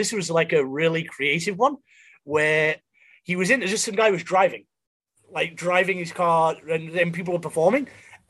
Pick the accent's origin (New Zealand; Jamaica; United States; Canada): Canada; Montreal, Quebec; also born or lived in Oakville / British Columbia / England; Well, I grew up in Canada. I grew up in like Montreal. I moved around a bunch. I was in Montreal, I was in Oakville, and I was in BC for a bit. And then I moved back to England for 3 years.